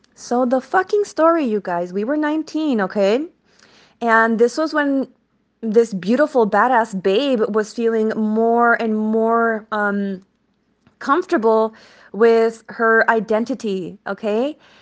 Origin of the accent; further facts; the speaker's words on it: El Paso, Texas, United States; moved away as an adult; now in California, United States; I am from El Pa-, El Paso, Texas, Chuco Town, nine one five vibes